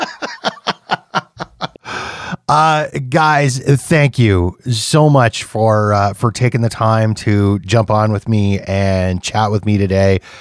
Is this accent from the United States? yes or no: no; Canada; I'm Canadian.